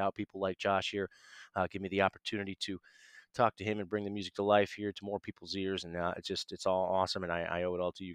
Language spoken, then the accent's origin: English; Ohio, United States; state of Ohio, my home state.